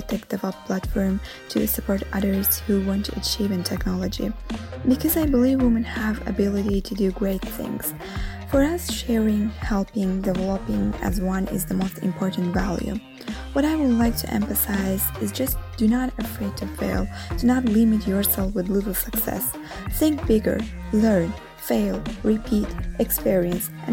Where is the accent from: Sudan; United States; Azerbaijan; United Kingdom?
Azerbaijan; now in Rome, Italy; Although I'm living in Rome originally, I am from Azerbaijan